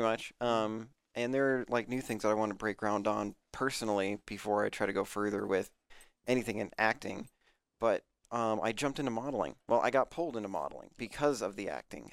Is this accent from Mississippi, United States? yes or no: no; Aurora, Colorado, United States; moved away; I'm from Aurora